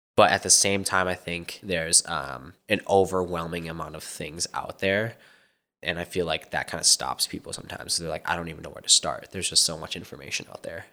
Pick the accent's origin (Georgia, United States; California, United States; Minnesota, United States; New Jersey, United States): Minnesota, United States; moved away as an adult; now in Arizona, United States; I was born in Minnesota and just, you know, the usual immigrant kind of upbringing